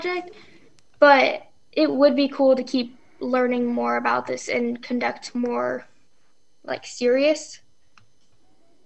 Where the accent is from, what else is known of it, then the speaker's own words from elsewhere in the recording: Willits, California, United States; I go to the Willits Charter School, and I'm from Willits, California